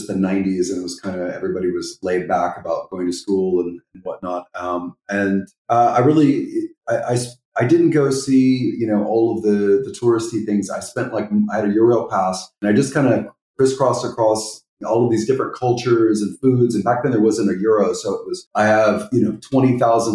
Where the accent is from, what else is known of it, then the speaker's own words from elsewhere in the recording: Austin, Texas, United States; moved away as an adult; also born or lived in Fort Worth / Ho Chi Minh City; now in Netherlands; I grew up in Austin. I have a degree from UT. My parents met at UT. I'm very much a Austin person